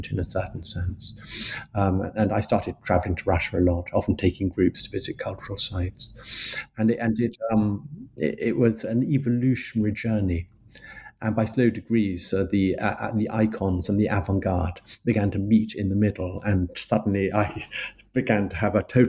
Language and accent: English; London, United Kingdom; I'm a Londoner. I was born in London and I've lived in London for most of my life with a little foray into the countryside in my teenage years.